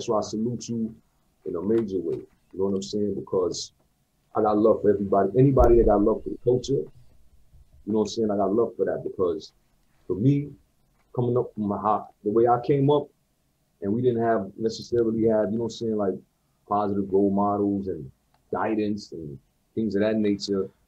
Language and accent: English; Montreal, Quebec, Canada; But I grew up in Saint-Michel. I went to high school in Saint-Michel